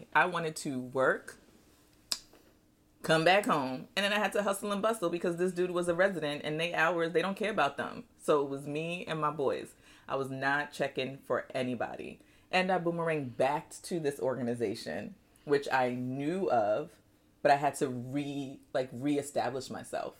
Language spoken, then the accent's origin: English; New York, United States; moved away as an adult; also born or lived in Nigeria / Nashville; now in Texas, United States; although born in Nigeria, I grew up in New York